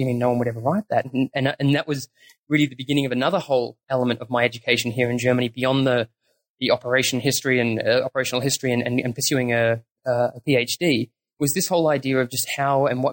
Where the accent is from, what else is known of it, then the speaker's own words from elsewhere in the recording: Australia; also born or lived in New Zealand; I was born in New Zealand, and I moved over there with the family when I was very small. So I grew up in Australia